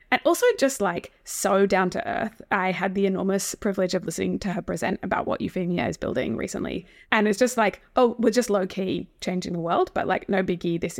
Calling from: Sydney, New South Wales, Australia; I'm coming from Gadigal land today and do think it's a very important political moment in Australian history as we come up to the yes vote

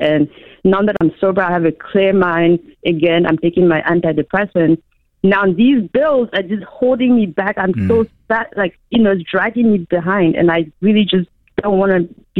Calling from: Maryland, United States; Hi, no, I'm from Maryland.

